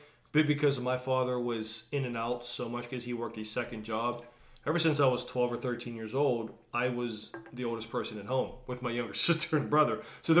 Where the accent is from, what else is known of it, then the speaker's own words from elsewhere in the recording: New Kensington area, Pennsylvania, United States; I grew up in the New Kent area